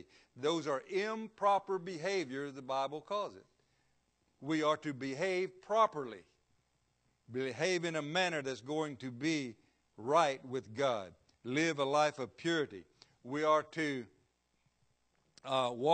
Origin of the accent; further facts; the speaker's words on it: Florida, United States; I was born and raised here in Florida